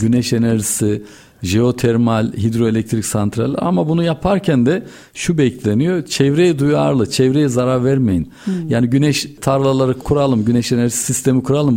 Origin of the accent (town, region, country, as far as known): Turkey